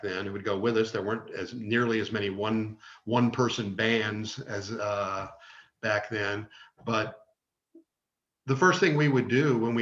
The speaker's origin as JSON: {"language": "English", "town": "Richmond", "region": "Virginia", "country": "United States", "tie": "born or raised there", "also_born_or_lived": "Roanoke, Virginia / Greenville, South Carolina", "said": "I moved back to Richmond, which was my hometown, in 1988"}